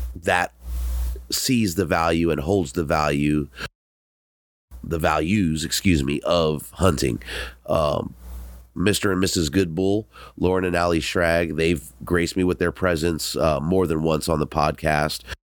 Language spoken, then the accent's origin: English; Southern California, United States; I'm from Southern California.